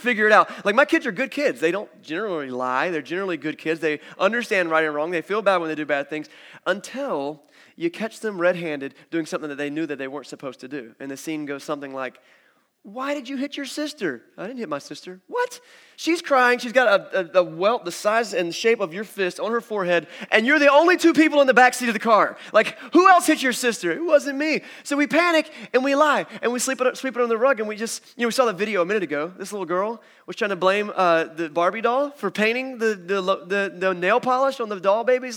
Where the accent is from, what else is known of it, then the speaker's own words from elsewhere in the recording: United States; I'm an American